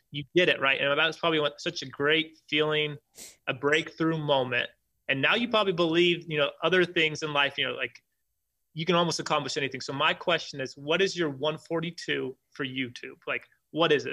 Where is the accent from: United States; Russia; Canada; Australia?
United States; Washington; moved away as an adult; now in Bluffdale, United States; I'm originally from Washington State